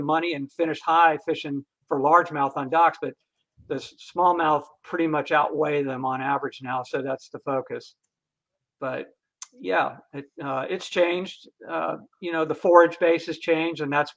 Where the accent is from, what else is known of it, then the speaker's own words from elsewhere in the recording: Florida, United States; I was born and raised in Florida